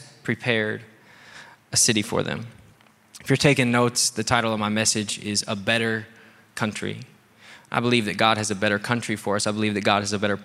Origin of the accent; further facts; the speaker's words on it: United States; I'm American?